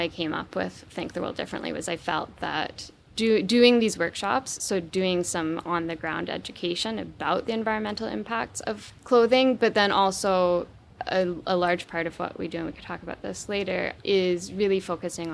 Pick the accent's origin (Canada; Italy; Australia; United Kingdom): Canada; Vancouver Island, British Columbia; I grew up on the west coast of Canada. I grew up on Vancouver Island